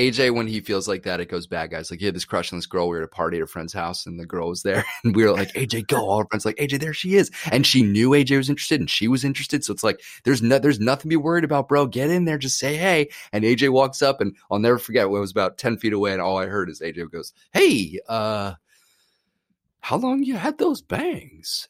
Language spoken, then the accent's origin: English; New York, United States; when I grew up in New York acting a ton